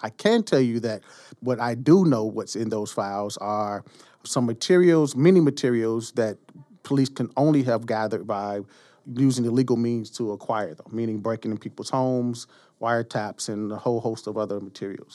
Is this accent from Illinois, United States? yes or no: yes; Chicago, Illinois, United States; growing up in Chicago, the two martyrs of the movement that were instilled in us as children were first Emmett Till and second Fred Hampton